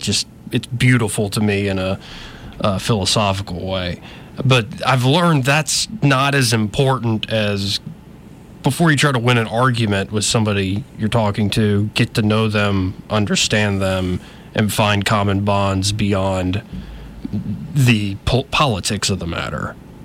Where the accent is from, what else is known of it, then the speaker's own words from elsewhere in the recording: Montgomery, Alabama, United States; Like, we're two Alabama boys here. I'm born and raised in Montgomery, too.